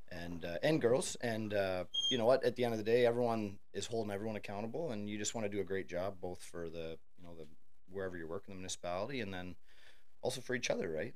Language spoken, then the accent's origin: English; Thurlow Township, Ontario, Canada; I grew up. Uh, it would be considered Thurlow Township back in the day